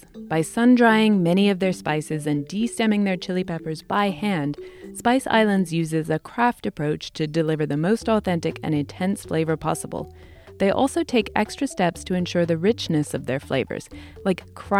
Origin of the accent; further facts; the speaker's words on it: England, United Kingdom; although growing up in England, we didn't go trick-or-treating or dress up or anything.